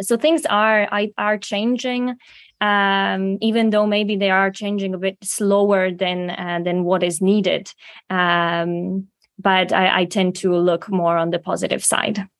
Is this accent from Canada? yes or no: no; Slovakia; moved away as an adult; also born or lived in Prague, Czech Republic; I'm from Slovakia originally